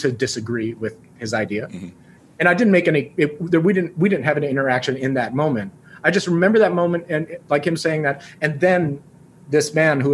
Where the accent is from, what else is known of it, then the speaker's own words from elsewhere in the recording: New York, United States; I grew up in New York in a place with a lot of people